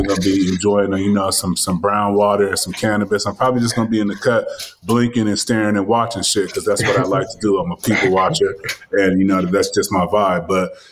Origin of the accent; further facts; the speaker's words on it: California, United States; I'm from Cali